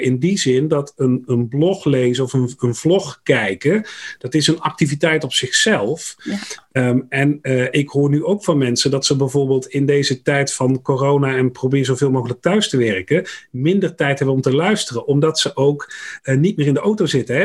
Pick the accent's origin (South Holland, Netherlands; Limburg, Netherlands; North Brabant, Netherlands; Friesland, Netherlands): North Brabant, Netherlands; accent: West Brabant; now in Dieren, Netherlands; geboren in West-Brabant overigens. En dat horen mensen ook nog wel eens aan mijn tongval